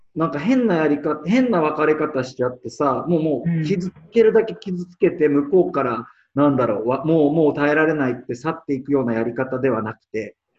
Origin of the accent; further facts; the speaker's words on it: Tokyo, Japan; 私、東京です。